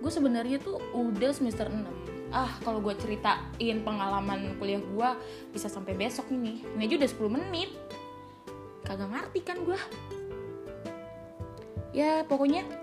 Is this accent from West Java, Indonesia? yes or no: yes; Cirebon, West Java, Indonesia; gue tuh asal dari Cirebon tapi gue nggak nggak netap gitu loh